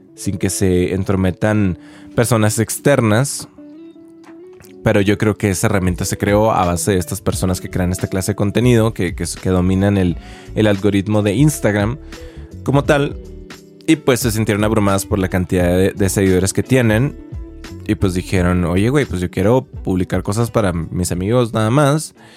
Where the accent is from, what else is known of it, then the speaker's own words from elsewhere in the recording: Chihuahua, Mexico; now in Mexico City, Mexico; soy de Chihuahua